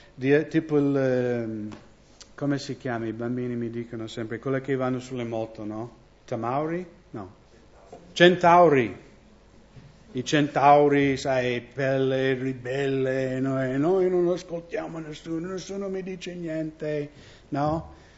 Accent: United States; Italian is a second language; now in Italy; Io vengo dagli Stati Uniti

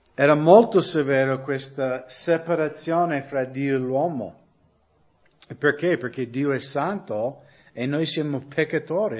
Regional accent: United States; Italian is a second language; moved away as an adult; now in Italy; anche io crescendo, perché negli Stati Uniti conoscevo credenti che erano legalisti

